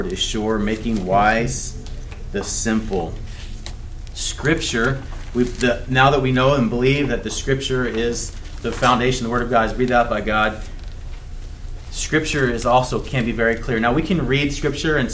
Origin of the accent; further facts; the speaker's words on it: the South, United States; I grew up in the South